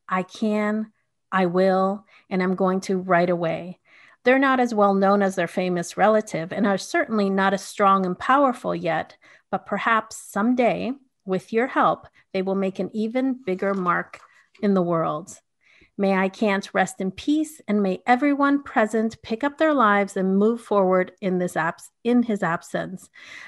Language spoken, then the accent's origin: English; Canada; also born or lived in Bolivia; so my family is from Bolivia and I was born in Canada, but I lived 7 years going back and forth. My mom remained in Bolivia and then we came back with my dad to Canada.